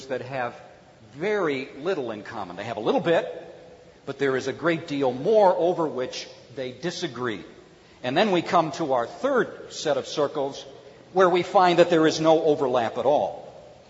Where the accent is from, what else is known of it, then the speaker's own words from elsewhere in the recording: Cleveland, Ohio, United States; When I was growing up in Cleveland, Ohio